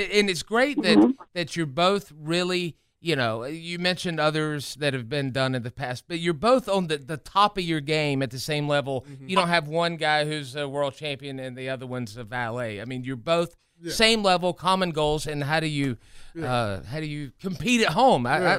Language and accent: English; South Carolina, United States; I'm from South Carolina.